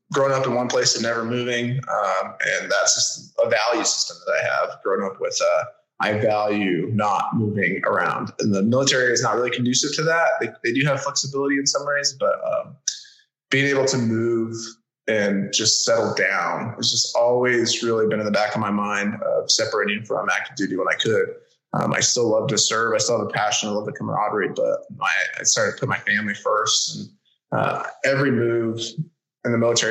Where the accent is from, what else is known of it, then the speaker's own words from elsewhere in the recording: New Mexico, United States; moved away as an adult; also born or lived in Pacific Northwest; growing up in New Mexico